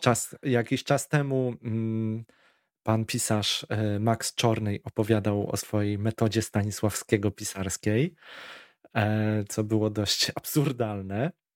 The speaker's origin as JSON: {"language": "Polish", "town": "Warsaw", "region": "Masovian Voivodeship", "country": "Poland", "said": "u nas na Bielanach"}